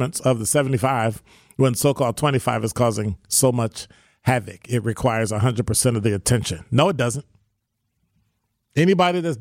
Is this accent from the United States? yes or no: yes; Chicago, Illinois, United States; I'm from Chicago. Cop for 29 years